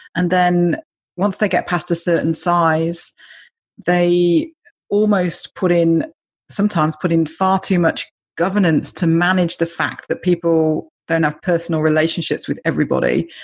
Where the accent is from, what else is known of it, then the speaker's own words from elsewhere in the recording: United Kingdom; I'm British